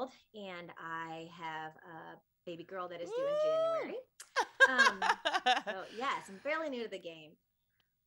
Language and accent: English; Michigan, United States; now in Nashville, United States; I'm originally from Michigan, but I have been in Nashville for about the last decade